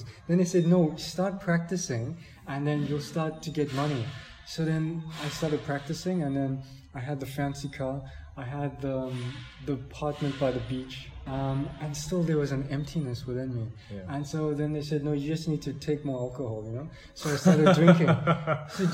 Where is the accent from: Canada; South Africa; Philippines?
South Africa; moved away; I'm from South Africa